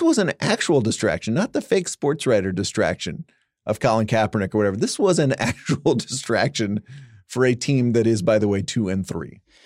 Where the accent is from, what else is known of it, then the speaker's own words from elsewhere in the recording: Dallas Fort Worth, Texas, United States; You and I grew up in Dallas Fort Worth.